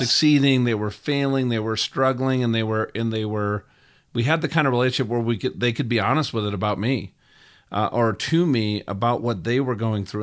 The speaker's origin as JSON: {"language": "English", "region": "Minnesota", "country": "United States", "tie": "born or raised there", "said": "I grew up in Minnesota"}